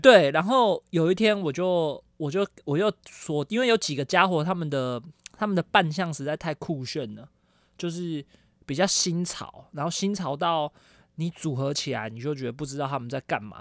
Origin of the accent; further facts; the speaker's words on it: Taiwan; 我们台湾人